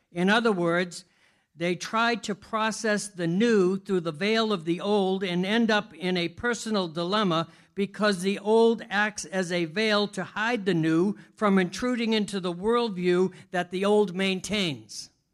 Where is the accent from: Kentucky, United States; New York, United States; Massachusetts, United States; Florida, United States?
Massachusetts, United States; Boston; I'm Bostonian, so it's easy for me to lose letters.